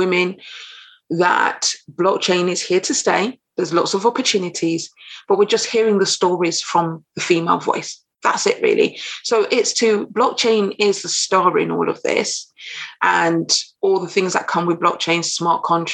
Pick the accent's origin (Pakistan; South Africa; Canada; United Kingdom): United Kingdom; also born or lived in Caribbean (ancestry); now in London, United Kingdom; I'm based in London, UK, I'm British, of Caribbean descent